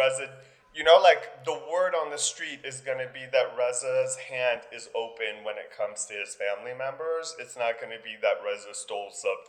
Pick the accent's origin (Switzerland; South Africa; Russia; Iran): Iran; moved away; Girl, I'm from the Middle East. We fled a country because the Shah was falling.